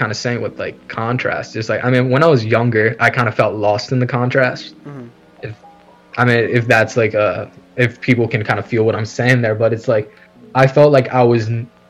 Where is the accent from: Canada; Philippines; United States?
Philippines; I am considered a Tagalog, which is like a certain part of, which is, okay, pretty much like what I am as a Filipino.